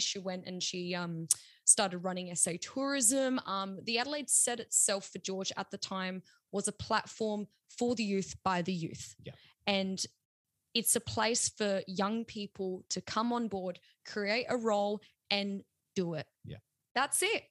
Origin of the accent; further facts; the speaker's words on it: South Australia, Australia; We're still being South Australian